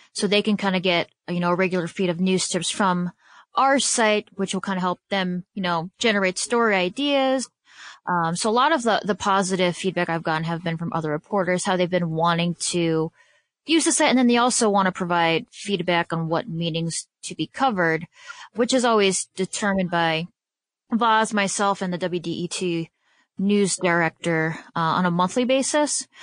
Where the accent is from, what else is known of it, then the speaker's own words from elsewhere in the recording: Detroit, Michigan, United States; also born or lived in Chicago, Illinois; the organization I, that really, you know, helped form and shape me as a journalist is coming to my hometown